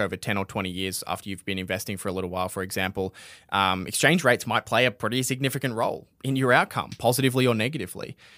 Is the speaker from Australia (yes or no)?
yes; Australia; we're Australian